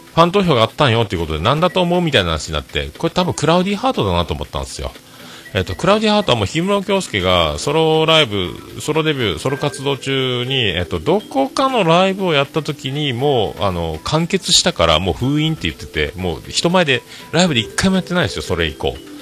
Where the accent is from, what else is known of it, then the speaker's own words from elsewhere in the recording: Fukuoka, Japan; accent: Hakata-ben; 博多弁の中におる